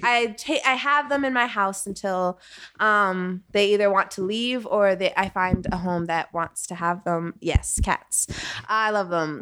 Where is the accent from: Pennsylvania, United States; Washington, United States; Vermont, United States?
Vermont, United States; I'm from Vermont, Bernie country